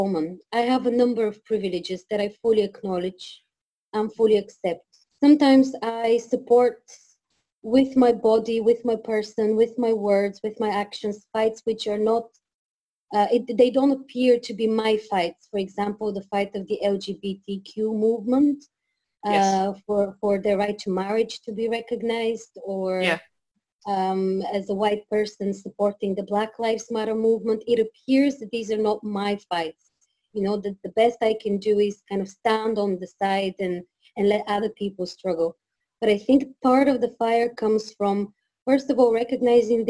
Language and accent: English; Sofia, Sofia City, Bulgaria; moved away as an adult; now in Belfast, United Kingdom; So I was born and raised in Sofia, but I think I grew up as a person in Belfast